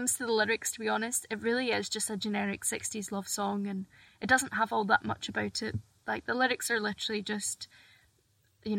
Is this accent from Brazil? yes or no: no; Scotland, United Kingdom; I'm from Scotland